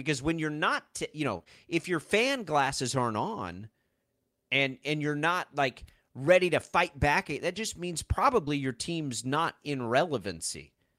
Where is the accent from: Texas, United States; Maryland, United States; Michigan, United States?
Texas, United States; Texas Panhandle, United States; now in Kansas, United States; I grew up in the Texas Panhandle and have absolutely no allegiances to any of those schools.